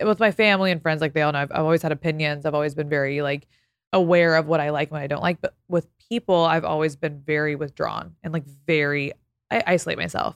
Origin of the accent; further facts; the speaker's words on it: Texas, United States; moved away as an adult; now in Los Angeles, United States; I'm from Texas.